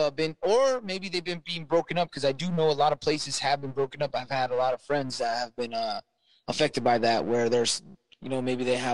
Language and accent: English; Southern California, United States; moved away; I'm from Southern California